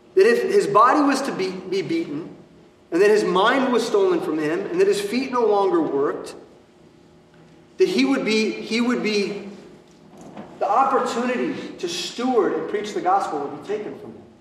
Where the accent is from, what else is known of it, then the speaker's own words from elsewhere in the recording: United States; What we experience as American Christians